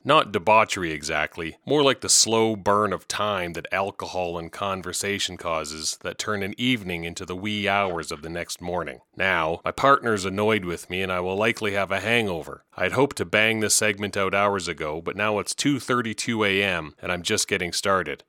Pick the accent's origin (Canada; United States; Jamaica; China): Canada; Regina, Saskatchewan; moved away; Though I left long ago, you may know that I was born and raised in Regina